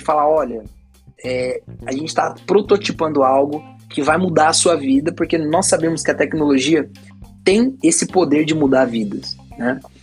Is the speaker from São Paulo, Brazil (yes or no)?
yes; São Paulo, Brazil; also born or lived in Bahia; Eu sou nascido na Bahia, né? Nasci na Bahia e fui criado em São Paulo